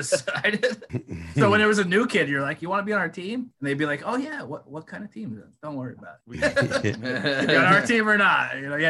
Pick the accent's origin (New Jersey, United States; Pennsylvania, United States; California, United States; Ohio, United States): Pennsylvania, United States; Luzerne; also born or lived in Forty Fort; So I'm originally from Luzerne. I live in Luzerne now, but I did spend quite a few years in 44, but it's about a 30 second drive from Luzerne to 44.